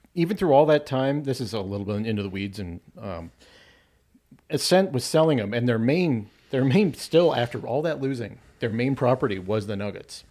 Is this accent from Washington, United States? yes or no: no; Arvada, Colorado, United States; also born or lived in Thornton, Colorado; I grew up in Arvada.